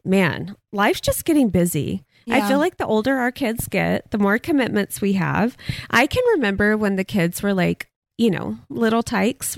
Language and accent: English; Texas, United States; now in Arizona, United States; I'm a Texan.